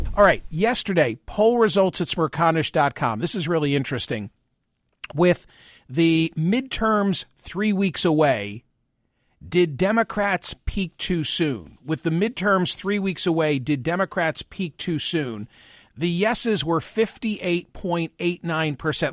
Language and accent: English; Philadelphia, Pennsylvania, United States; born or raised there